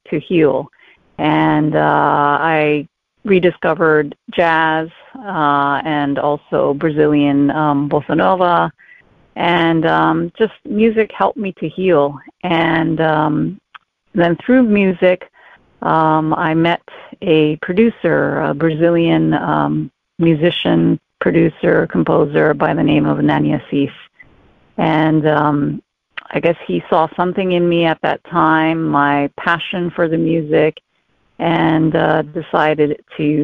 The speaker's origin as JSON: {"language": "English", "region": "Hawaii", "country": "United States", "tie": "born or raised there", "first_language": "English", "said": "Growing up in Hawaii, I started out with ballet"}